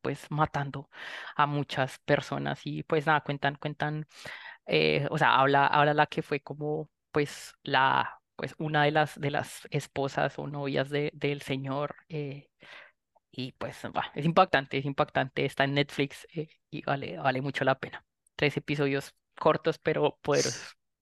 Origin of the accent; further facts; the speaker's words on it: Colombia; como colombianos